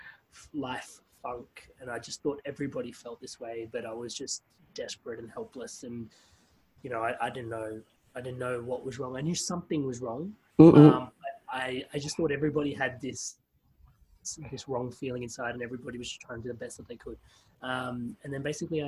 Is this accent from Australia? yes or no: yes; Adelaide, South Australia, Australia; moved away as an adult; also born or lived in Queensland; I left Adelaide and I went to university in Queensland